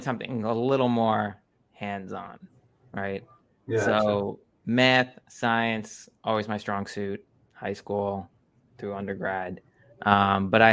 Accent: South Florida, United States; also born or lived in New York; I grew up in Florida, so it's South Florida, East Coast

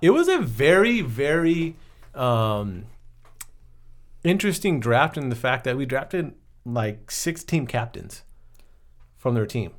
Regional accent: Southern California, United States; I'm from SoCal, born and raised

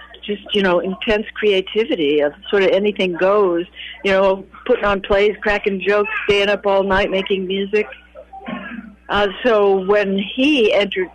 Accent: St. Joseph, Missouri, United States; moved away; I grew up in St. Joseph

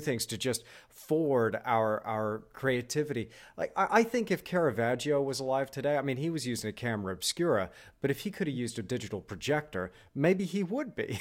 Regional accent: Texas, United States; I'm from Texas

